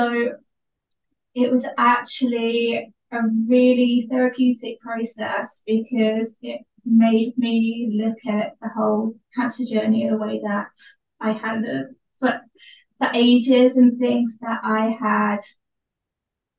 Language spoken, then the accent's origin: English; Wolverhampton, West Midlands, United Kingdom; I'm from Wolverhampton, which is in the West Midlands in the UK.